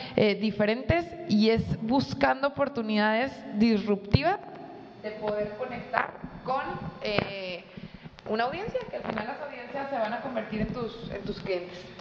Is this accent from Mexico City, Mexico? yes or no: no; Monterrey, Nuevo León, Mexico; como buena regia